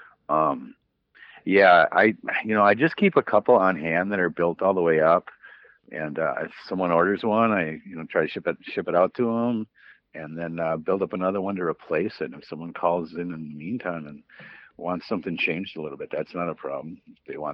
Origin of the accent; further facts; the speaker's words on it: Woodbury, Minnesota, United States; moved away as an adult; also born or lived in Green Bay, Wisconsin; I grew up over in Woodbury